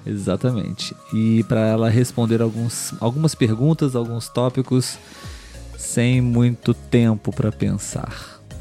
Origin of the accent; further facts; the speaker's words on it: Brazil; nós somos brasileiros